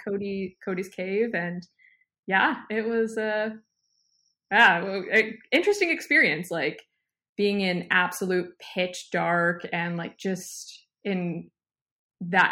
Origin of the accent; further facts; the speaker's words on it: Canada; I'm a millennial. I'm a Canadian